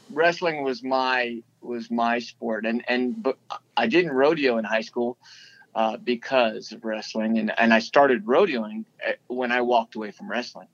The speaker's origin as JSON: {"language": "English", "town": "Las Cruces", "region": "New Mexico", "country": "United States", "tie": "born or raised there", "also_born_or_lived": "El Paso, Texas / Stephenville, Texas", "moved": "yes", "said": "I grew up in Las Cruces, New Mexico"}